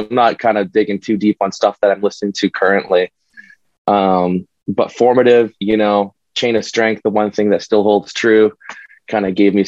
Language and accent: English; Winnipeg, Manitoba, Canada; now in Toronto, Canada; I'm in Toronto now, but we're from Winnipeg